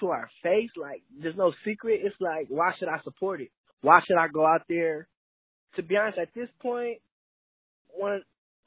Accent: San Diego, California, United States; I'm from San Diego, California

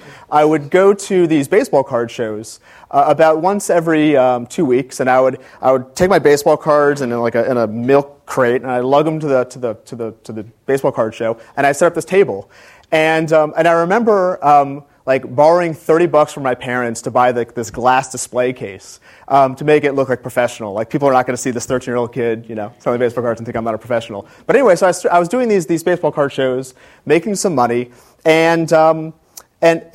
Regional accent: Gaithersburg, Maryland, United States; moved away as an adult; also born or lived in Washington, D.C. / Atlanta, Georgia; I was born in Washington, D.C., grew up in Gaithersburg, Maryland

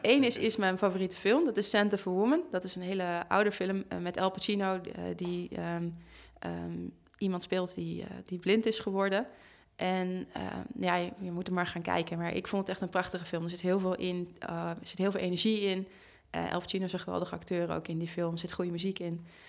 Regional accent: Amsterdam, North Holland, Netherlands; in de buurt waar ik ben opgegroeid, over de Bijlmer.

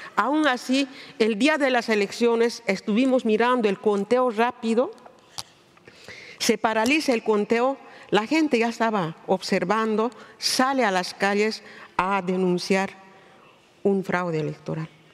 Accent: Bolivia; mi país, Bolivia

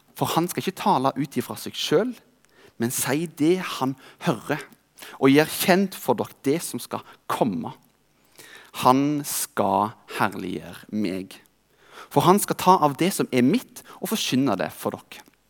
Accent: Rogaland, Norway; I denne tida jobbet jeg som tømrer hjemme i Rogaland

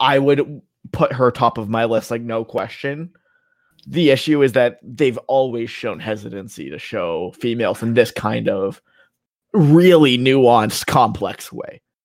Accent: Canada; as a Canadian

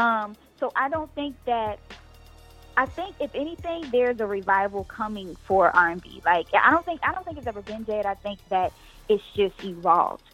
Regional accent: New York, United States; I'm born and raised in New York

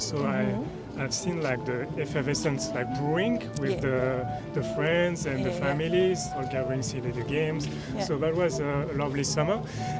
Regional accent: forest outside Paris, Île-de-France, France; accent: French; English is a second language; moved away; So I was born in Paris, but I grew up in a forest.

